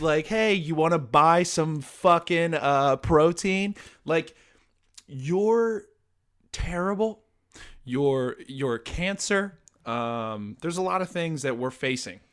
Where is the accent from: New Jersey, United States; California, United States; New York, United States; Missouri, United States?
New Jersey, United States; I'm from New Jersey, so I I know people like from my high school, from high schools in my area